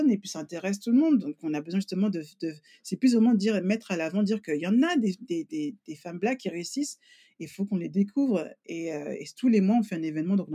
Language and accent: French; France; now in England, United Kingdom; moi, quand j'ai quitté la France, euh, bon, ça fait même presque 19 ans